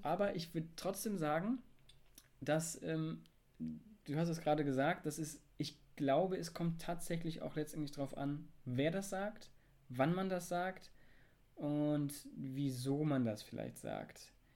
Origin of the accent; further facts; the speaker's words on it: Germany; ich bin deutsch.